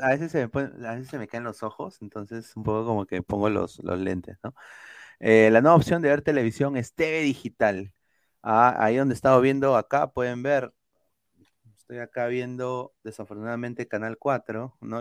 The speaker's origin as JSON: {"language": "Spanish", "country": "Peru"}